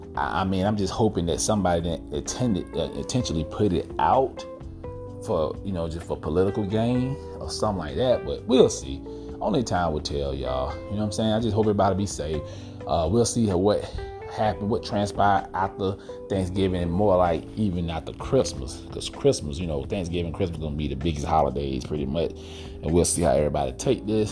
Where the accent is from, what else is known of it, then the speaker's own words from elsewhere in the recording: Georgia, United States; here in Georgia, my home state